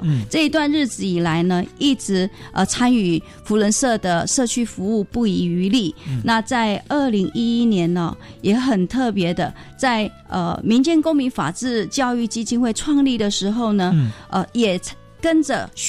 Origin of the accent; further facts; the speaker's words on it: Taiwan; 其实我们台湾人是非常有爱心的